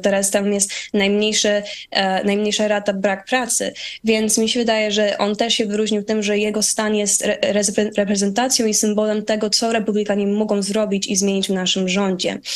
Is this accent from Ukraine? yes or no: no; United States; also born or lived in Poland; jako młoda kobieta, która tutaj przyjechała, jak miałam 11 miesięcy, całe życie tutaj e, zostałam wychowana i jestem Amerykanką